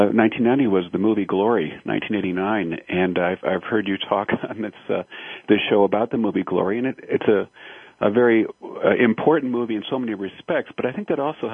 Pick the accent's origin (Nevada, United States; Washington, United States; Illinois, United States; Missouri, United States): Illinois, United States; Chicago; also born or lived in Madison, Wisconsin; I grew up in Chicago and ended up going to high school in Chicago and to college in the Chicago area and went to graduate school at the University of Wisconsin in Madison.